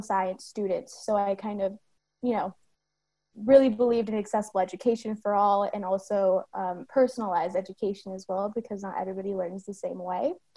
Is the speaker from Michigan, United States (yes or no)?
no; San Bruno, California, United States; moved away as an adult; now in Sacramento, United States; I'm based in Sacramento, but I grew up in San Bruno, California.